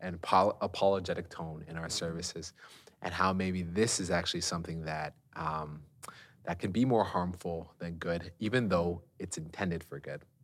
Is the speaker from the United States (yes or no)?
no; Canada; we're Canadian